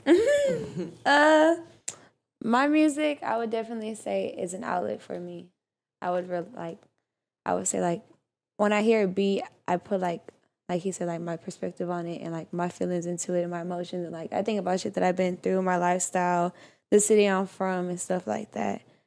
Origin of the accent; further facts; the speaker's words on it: Houston, Texas, United States; I'm from Houston